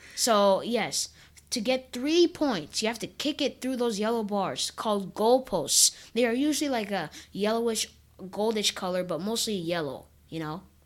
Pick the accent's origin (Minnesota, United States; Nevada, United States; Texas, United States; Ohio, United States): Minnesota, United States; now in California, United States; I was born in Minnesota in a hospital called, called Regents Hospital